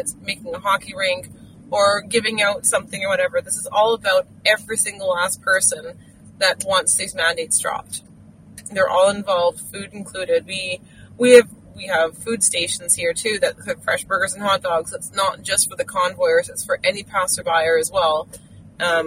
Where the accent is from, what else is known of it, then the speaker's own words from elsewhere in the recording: England, United Kingdom; moved away as an adult; now in Saskatchewan, Canada; I do not have a Canadian accent. I'm actually from England. I'm British.